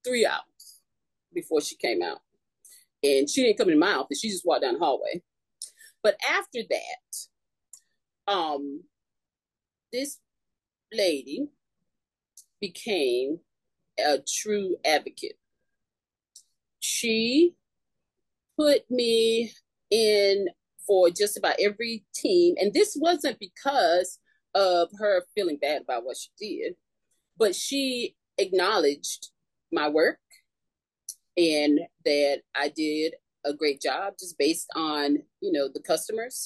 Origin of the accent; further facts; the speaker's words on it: North Carolina, United States; moved away as an adult; now in Florida, United States; I'm originally from North Carolina, so I had an offer to come to Florida and work.